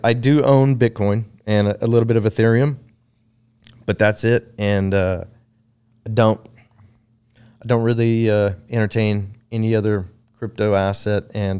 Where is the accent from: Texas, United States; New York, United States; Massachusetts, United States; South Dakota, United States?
Texas, United States; Round Rock; Round Rock. Grew up in Round Rock, Texas.